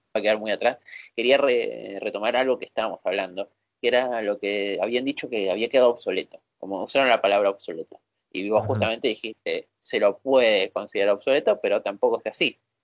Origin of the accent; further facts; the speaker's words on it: Buenos Aires, Argentina; somos de Buenos Aires